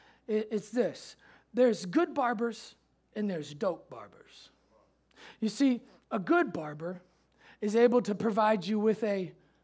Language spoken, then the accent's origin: English; Memphis, Tennessee, United States; We say that in Memphis. Pastor said, no one says that here. I say that because I came from Memphis.